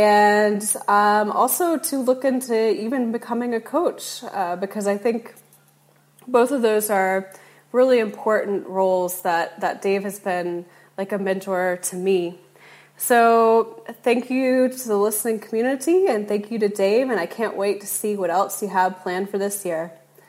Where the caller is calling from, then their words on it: Timor-Leste; I am calling from Timor-Leste, which is a small island just north of Australia.